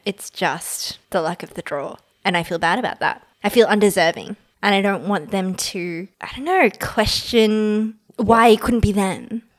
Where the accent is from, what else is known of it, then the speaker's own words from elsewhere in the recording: Australia; I was born in Australia